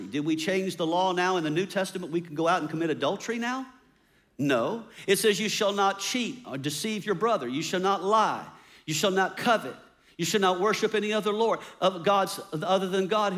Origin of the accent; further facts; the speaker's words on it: United States; as American independent people